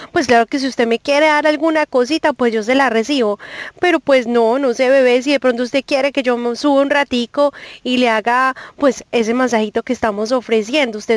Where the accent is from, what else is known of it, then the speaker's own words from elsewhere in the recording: Medellín, Antioquia, Colombia; moved away; Bueno, yo soy de Medellín, lo que pasa es que pues llegué hace mucho, pero usted sabe que ese acentico a uno nunca se le pierde, bebé.